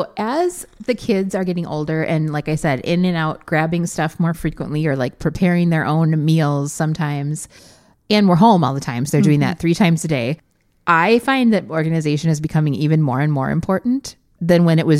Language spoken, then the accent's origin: English; Wisconsin, United States; because we're from Wisconsin.